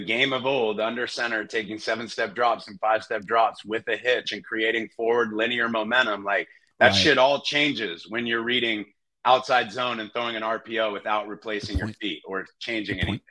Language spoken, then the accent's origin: English; San Jose, California, United States; moved away as an adult; also born or lived in Wyoming / Nashville, Tennessee; I'm from San Jose. So I grew up a Raiders fan, unfortunately, but I was right there in the Bay and went to Bellarmine